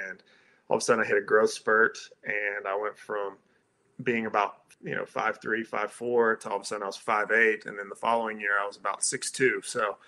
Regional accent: Calhoun, Georgia, United States; I grew up in Georgia, as you alluded to, in Calhoun

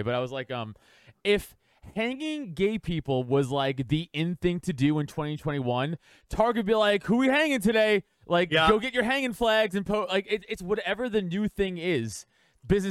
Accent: New York, United States; moved away as an adult; now in Philadelphia area, United States; I grew up in New York. I grew up playing football my whole life

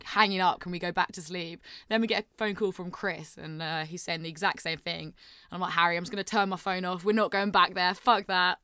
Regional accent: St Neots, East of England, United Kingdom; I'm from a place called Saint Neots

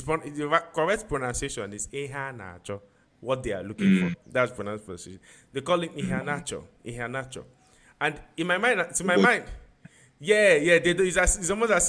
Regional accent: Nigeria; even as a Nigerian

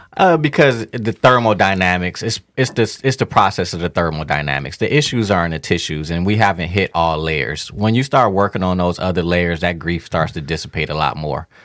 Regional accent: Detroit, Michigan, United States; moved away; also born or lived in Miami; growing up in Detroit, as a black man

